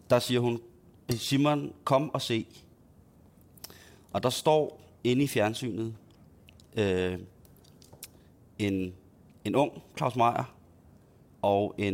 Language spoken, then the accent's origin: Danish; Himmelev, Zealand, Denmark; Øh, øh, scenarie, som udspiller sig i, øh, i Himmeløv, i mit barndomshjem, i sene efteråret 91, 92, eller vinter.